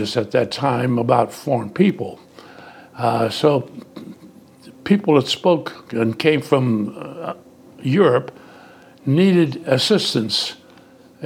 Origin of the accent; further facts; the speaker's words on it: Youngstown, Ohio, United States; first language Italian; English is a second language; And so I grew up in that type of an environment